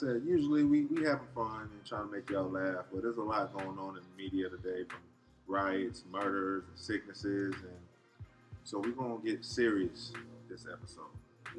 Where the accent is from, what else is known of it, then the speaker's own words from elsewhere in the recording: California, United States; I'm from Cali.